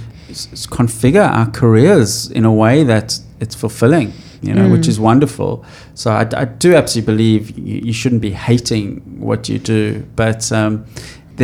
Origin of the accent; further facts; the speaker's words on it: Johannesburg, Gauteng, South Africa; I come from Johannesburg, a gold mining town